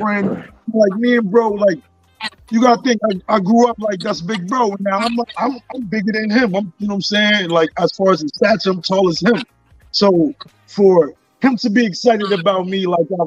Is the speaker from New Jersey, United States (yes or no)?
yes; Paterson, New Jersey, United States; I'm from Paterson, New Jersey. I've been the ambassador of this city 25 years.